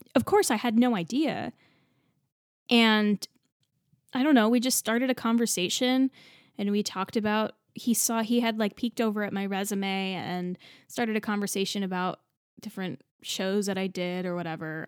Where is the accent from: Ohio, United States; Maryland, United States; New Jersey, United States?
New Jersey, United States; also born or lived in Texas; I grew up in New Jersey